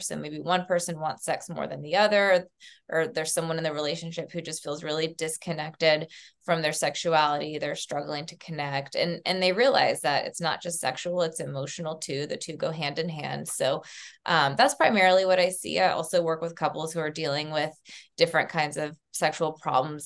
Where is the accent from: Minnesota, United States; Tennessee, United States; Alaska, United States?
Tennessee, United States; Southeast; moved away as an adult; also born or lived in Texas; I was growing up in Southeast Tennessee in a small town, very conservative